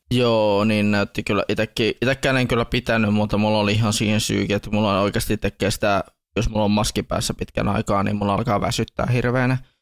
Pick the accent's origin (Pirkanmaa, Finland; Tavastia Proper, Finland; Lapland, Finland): Lapland, Finland; Tornio; meidän täällä kotipaikkakuntani